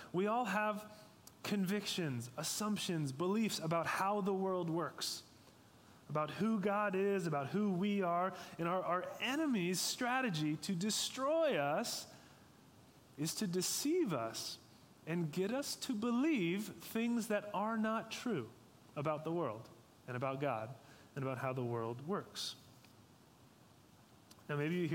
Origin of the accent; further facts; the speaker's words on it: Sacramento, California, United States; I grew up in Sacramento, and just a few minutes away from the American River